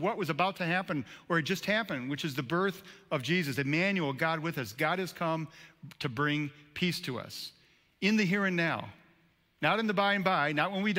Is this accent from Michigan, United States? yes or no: yes; Frankenmuth, Michigan, United States; I grew up in Frankenmuth